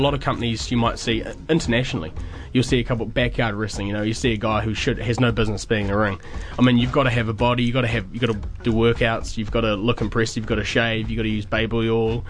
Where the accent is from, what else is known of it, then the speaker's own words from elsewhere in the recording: Dunedin, Otago, New Zealand; moved away; wrestling in my hometown